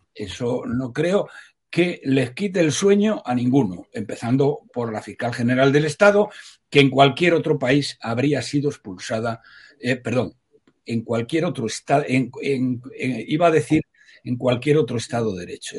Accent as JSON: {"language": "Spanish", "town": "Salamanca", "region": "Castile and León", "country": "Spain", "said": "soy de Salamanca"}